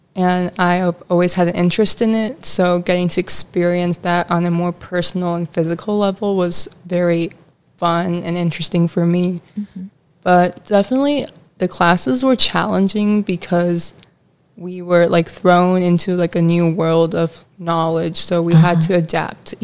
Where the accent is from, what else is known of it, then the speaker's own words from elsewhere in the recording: Chicago, Illinois, United States; I'm also from Chicago